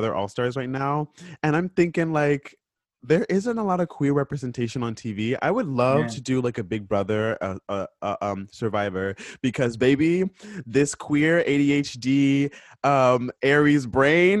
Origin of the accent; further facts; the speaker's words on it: Florida, United States; I'm from Florida